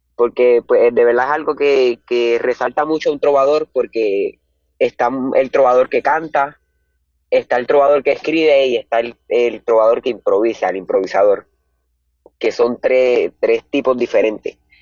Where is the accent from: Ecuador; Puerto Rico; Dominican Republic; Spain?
Puerto Rico; Morovis; soy del pueblo de Morovis. Eh, he residido por acá toda mi vida y tengo 15